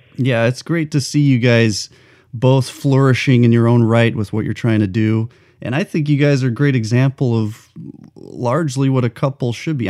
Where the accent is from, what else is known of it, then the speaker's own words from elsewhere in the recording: New Mexico, United States; moved away; also born or lived in Los Angeles; I grew up in New Mexico